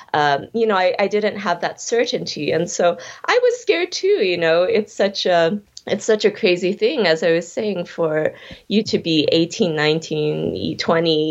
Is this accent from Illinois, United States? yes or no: yes; Chicago, Illinois, United States; also born or lived in Berlin; I grew up in Chicago